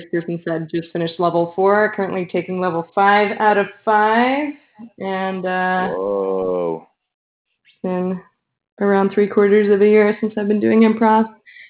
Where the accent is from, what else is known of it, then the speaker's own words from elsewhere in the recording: San Diego, California, United States; San Diego.